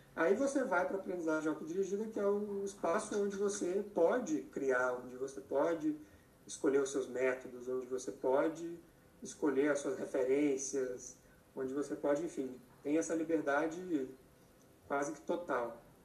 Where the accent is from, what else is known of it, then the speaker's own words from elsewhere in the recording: Minas Gerais, Brazil; moved away as an adult; also born or lived in Belo Horizonte; now in São Paulo, Brazil; Eu sou mineiro